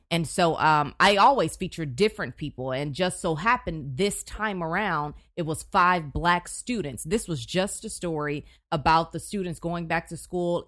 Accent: Houston, Texas, United States; also born or lived in Chicago / College Station, Texas / Tyler, Texas; I'm from Houston

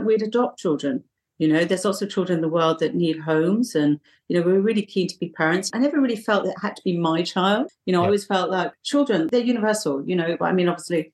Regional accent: south coast of England, United Kingdom; moved away as an adult; also born or lived in London; now in Bali, Indonesia; I was born in London and then my parents moved down to the south of England. So all my childhood was down in the south, sort of by the sea, not far from the sea

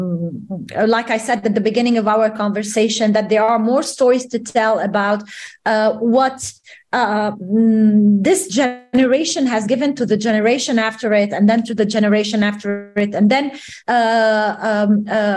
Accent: Bourj Hammoud, Mount Lebanon, Lebanon; I grew up in the Armenian ghetto in a place called Bush Hamoud in Beirut

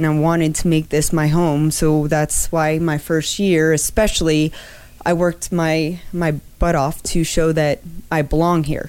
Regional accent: Miami, Florida, United States; also born or lived in Wisconsin / Anchorage, Alaska; now in Denver, United States; I was born and raised in Miami, Florida

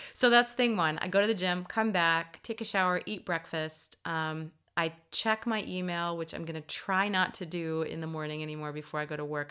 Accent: United States; being an American

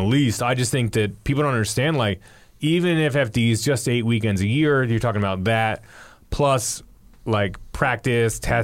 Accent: Doylestown, Pennsylvania, United States; I grew up with Chris, so like we're both from Doylestown

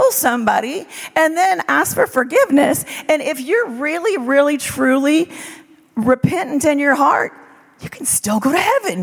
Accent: South Louisiana, United States; moved away; also born or lived in Israel; I grew up in South Louisiana

